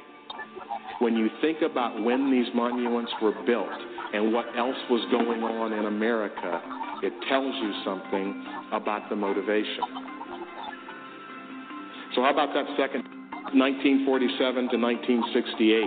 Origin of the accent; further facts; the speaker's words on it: Memphis, Tennessee, United States; I grew up in Memphis, Tennessee.